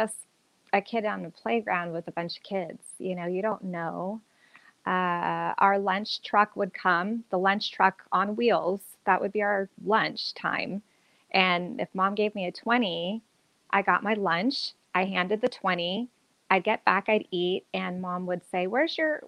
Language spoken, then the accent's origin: English; Los Angeles, California, United States; I'm from